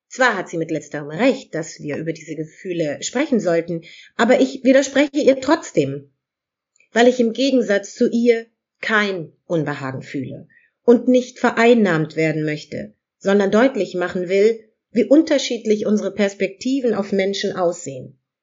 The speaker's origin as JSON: {"language": "German", "country": "Germany", "tie": "born or raised there", "said": "hier in Europa geboren, in Deutschland geboren zu sein"}